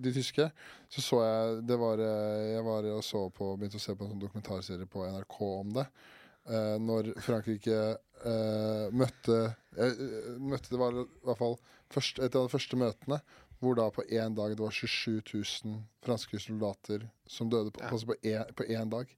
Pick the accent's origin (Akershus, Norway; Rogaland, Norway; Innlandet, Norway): Akershus, Norway; Årnes; Hjemstedet mitt er, eh, det er akkurat ikke en by, det